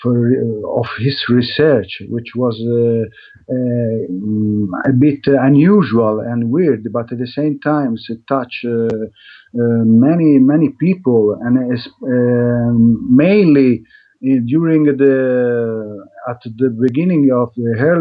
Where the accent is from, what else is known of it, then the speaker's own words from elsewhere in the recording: Italy; English is a second language; also born or lived in Madrid, Spain; I come from Italy